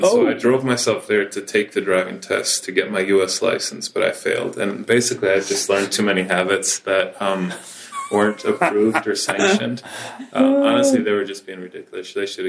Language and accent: English; Mexico; But then we grew up in Mexico surrounded by a totally different culture, totally different way of thinking